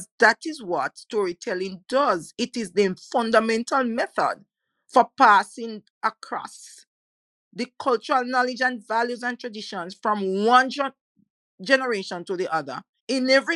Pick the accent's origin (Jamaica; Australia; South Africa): Jamaica; I, for one, was born and bred in the Caribbean. My great-great-grandparents were brought into Jamaica